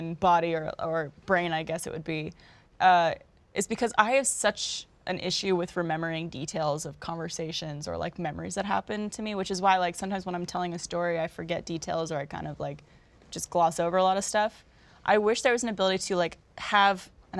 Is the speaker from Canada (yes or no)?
yes; Canada; I'm from Canada